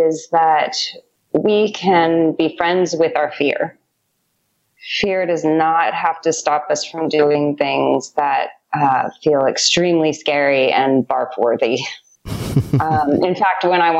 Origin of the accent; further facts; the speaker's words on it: outside of San Francisco, California, United States; moved away as an adult; also born or lived in New York City; now in Tulum, Mexico; I grew up outside of San Francisco